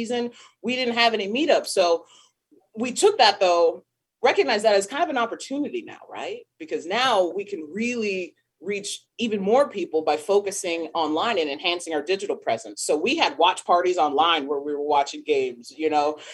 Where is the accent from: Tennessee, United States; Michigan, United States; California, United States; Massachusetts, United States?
California, United States; Riverside; Riverside, California, which is where I grew up as well